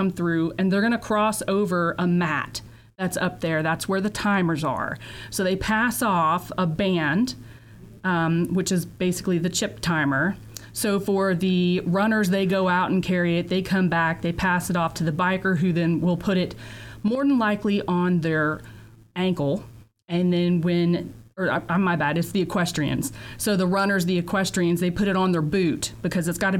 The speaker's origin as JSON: {"language": "English", "town": "Lexington", "region": "Kentucky", "country": "United States", "said": "I'm from Kentucky, Lexington."}